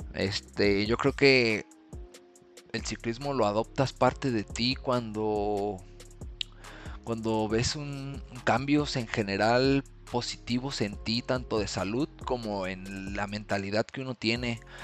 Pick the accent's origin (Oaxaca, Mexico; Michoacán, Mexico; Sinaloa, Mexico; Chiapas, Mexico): Michoacán, Mexico; Morelia; ahorita aquí en mi ciudad, soy de Morelia